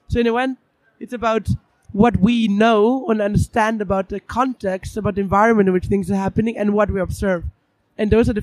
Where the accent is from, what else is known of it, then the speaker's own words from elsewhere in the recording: Vienna, Austria; now in London, United Kingdom; I'm from Vienna, live in London